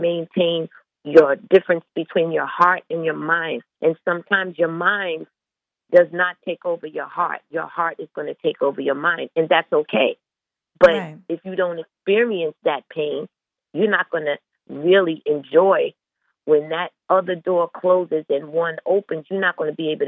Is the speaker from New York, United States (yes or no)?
yes; Long Island, New York, United States; we're from Long Island, like, that's a different breed than Brooklyn and Queens